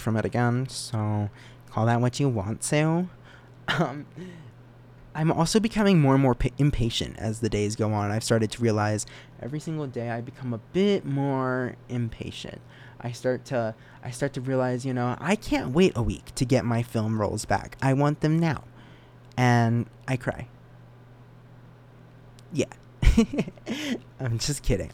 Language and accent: English; Reno, Nevada, United States; I'm not from Vegas. Okay. I'm from Reno, Nevada.